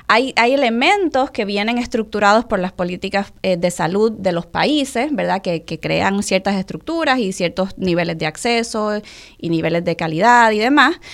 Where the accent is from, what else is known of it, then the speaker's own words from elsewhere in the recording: Puerto Rico; also born or lived in Mexico; soy muy, muy, muy puertorriqueña, pero a la misma vez, eh, porque aquí, aquí crecí, aquí fueron mis años de formación